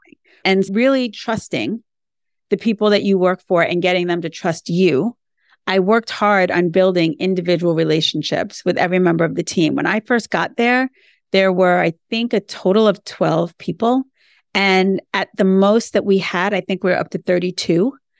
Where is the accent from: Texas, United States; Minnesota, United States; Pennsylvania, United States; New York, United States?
New York, United States; now in Florida, United States; I'm a New Yorker, and I think that's really important to say that I'm from New York because I live in Florida now